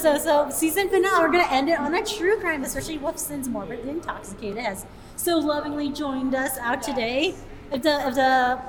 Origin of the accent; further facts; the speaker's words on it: Arizona, United States; the Arizona native of this group